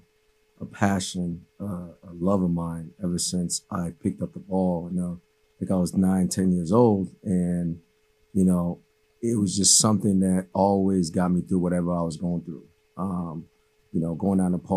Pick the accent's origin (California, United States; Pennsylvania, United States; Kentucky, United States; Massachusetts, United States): Massachusetts, United States; Cambridge; first language Haitian Creole; English is a second language; also born or lived in Haiti / Medford, Massachusetts; I'm originally from Haiti. You know, I came here when I was 8 years old. My family, you know, we lived in Cambridge